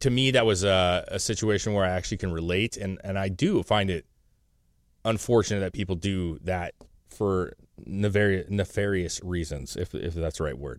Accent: the Northwest, Pacific Northwest, United States; we're from the Northwest

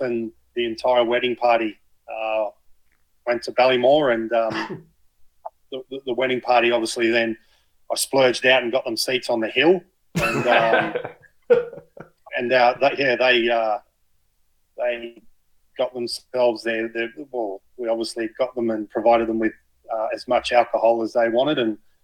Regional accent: Narrabri, New South Wales, Australia; moved away; I am from Narrabri

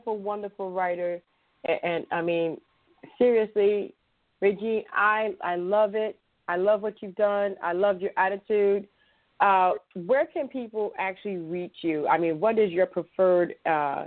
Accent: Chicago, Illinois, United States; I'm from Chicago, so I say boyfriend, girlfriend

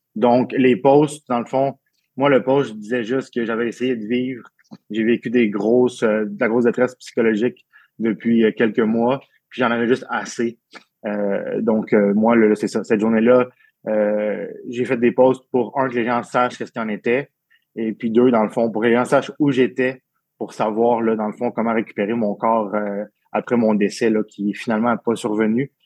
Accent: Abitibi-Témiscamingue, Quebec, Canada; je suis né en Abitibi-Témiscamingue euh, en 89

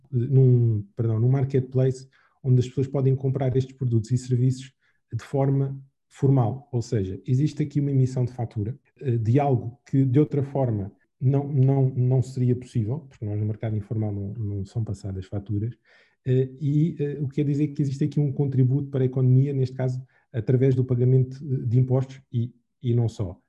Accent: Angola; como angolanos

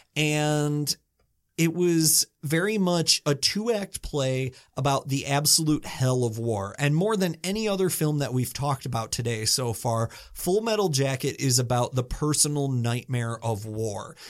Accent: United States; I'm American

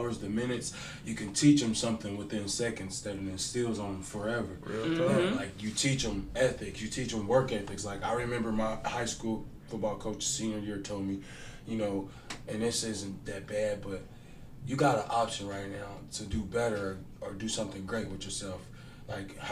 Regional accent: Covington, Kentucky, United States; also born or lived in Bond Hill, Cincinnati; I grew up in a little town called Covington. Kentucky

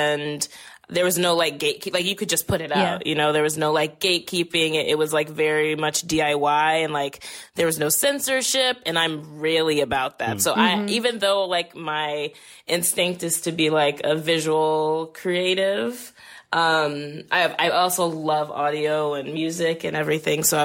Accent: New Orleans, Louisiana, United States; also born or lived in Brooklyn; now in Connecticut, United States; growing up in New Orleans

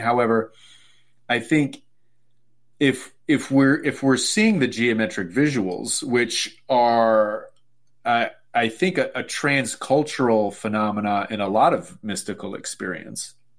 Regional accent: Sacramento, California, United States; I'm from Sacramento, California

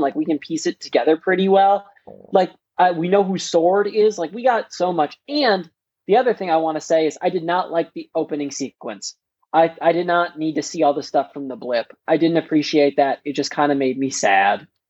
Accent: Wisconsin, United States; accent: Wisconsin

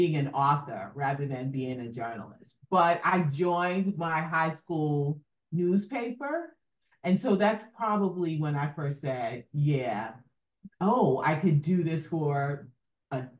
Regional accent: New York City, New York, United States; I grew up in New York City

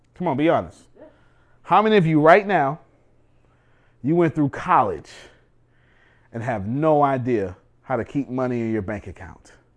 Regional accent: United States; I'm an American

